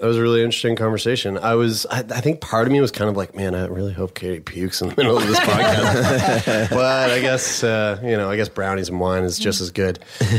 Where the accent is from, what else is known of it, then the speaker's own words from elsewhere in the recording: Halifax, Nova Scotia, Canada; we're three guys from Halifax.